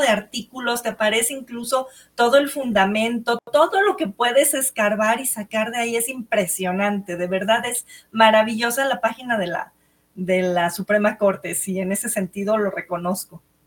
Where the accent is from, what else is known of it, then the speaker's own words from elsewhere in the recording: Mexico; como buenos mexicanos